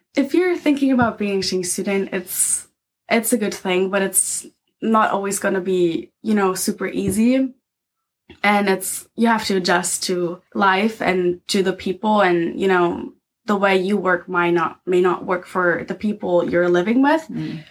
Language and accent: English; Dresden, Saxony, Germany; English is a second language; I grew up in uh, Dresden, that's the capital of Saxony. Okay. So that's my hometown.